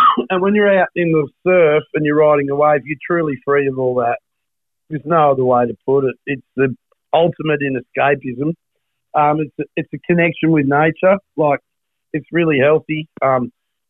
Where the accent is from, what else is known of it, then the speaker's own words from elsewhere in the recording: Perth, Western Australia, Australia; So I grew up in Trigg